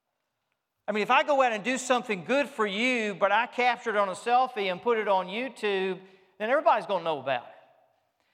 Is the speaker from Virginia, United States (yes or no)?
yes; Richmond, Virginia, United States; I grew up in Richmond, Virginia. I am Southern by birth, and I grew up as a Southerner in the South.